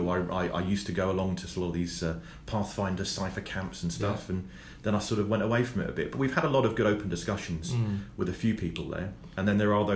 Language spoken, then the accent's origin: English; Cornwall, South West England, United Kingdom; being Cornish